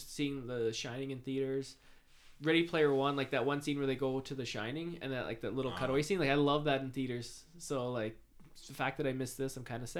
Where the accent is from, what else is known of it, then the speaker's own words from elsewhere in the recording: Canada; accent: Canadian; my Canadian accent